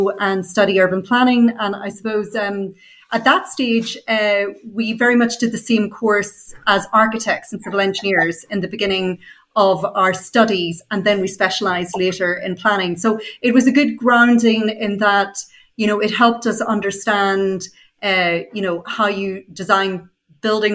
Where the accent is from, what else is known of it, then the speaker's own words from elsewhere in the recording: Northern Ireland, United Kingdom; I grew up in Northern Ireland